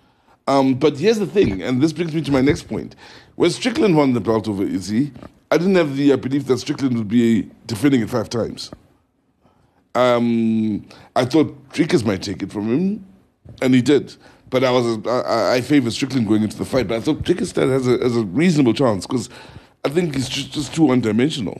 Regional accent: South Africa

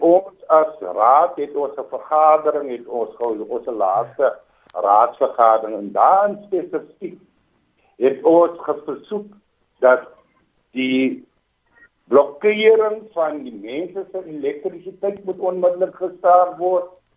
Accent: Bonnievale, Western Cape, South Africa; terug in my tuisdorp as die wijkraadslid hier so in Bonnievale

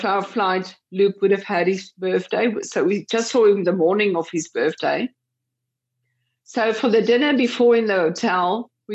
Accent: South Africa; we're from South Africa

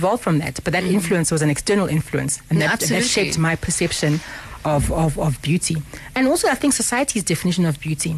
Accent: Harare, Zimbabwe; now in South Africa; I grew up in Harare

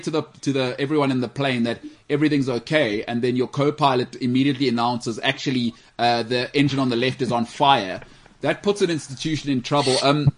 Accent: Australia; I'm from Australia.

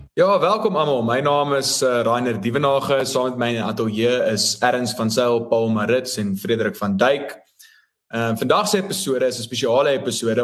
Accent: South Africa; as Afrikaners

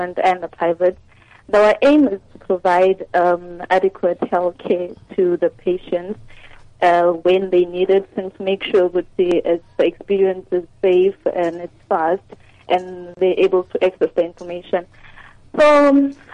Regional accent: Ixopo, KwaZulu-Natal, South Africa; moved away as an adult; now in Mahikeng, South Africa; I'm actually from KZN in Ikopo. They call it Ikopo. But I'm here now because I'm working

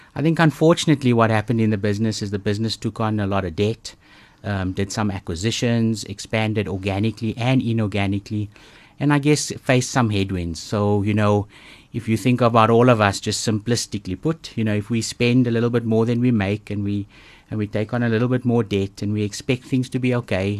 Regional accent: East London, Eastern Cape, South Africa; I grew up in East London, of all places, so, uh, close to the coast

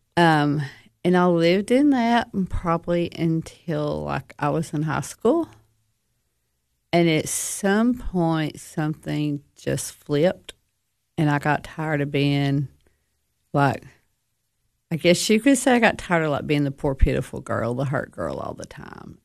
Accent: United States; I grew up in DeKalb County

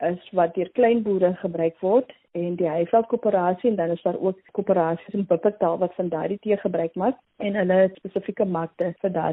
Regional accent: Mitchells Plain, Western Cape, South Africa; So, ek kom uit Mitchells Plain en ek het daar by Kaapse vlakte groot geword. Ek is die eerste een in my familie om hierdie maalpyl te kan bereik

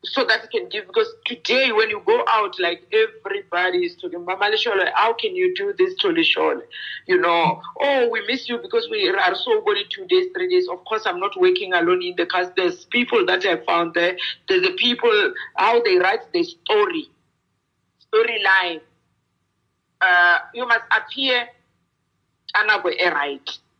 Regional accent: South Africa; English is a second language; they allowed me to use my mother tongue language, though my language is not officially in South Africa.

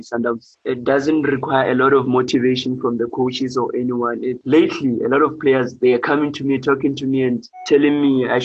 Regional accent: Lesotho; moved away as an adult; now in South Africa; I'm from Lesotho, I was playing a semi-professional league, and coming into South Africa playing a professional league

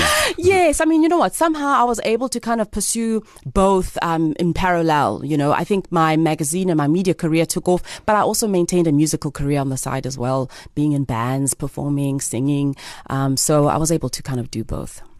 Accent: Grahamstown, Eastern Cape, South Africa; also born or lived in East London, South Africa / Alice, South Africa / Johannesburg, South Africa; Originally, I am from East London. Okay. Um, I'm a girl from East London. Also grew up in Alice when I was a really nice. young girl. Um, went to boarding school in Grahamstown for most of my life.

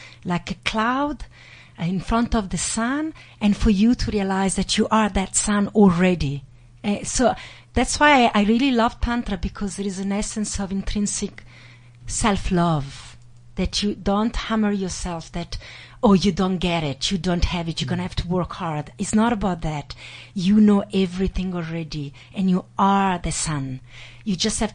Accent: Italy; I grew up in Italy

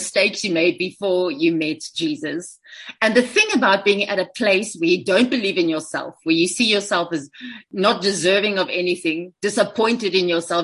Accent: South Africa

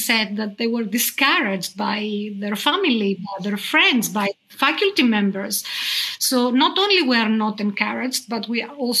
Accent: Australia; now in Belgium; Right, I'm an Aussie. I bet you didn't know that.

